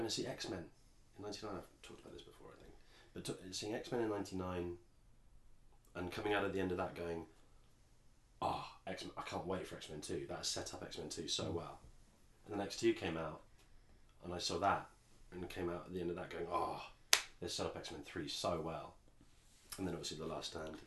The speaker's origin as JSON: {"language": "English", "region": "England", "country": "United Kingdom", "accent": "posh English"}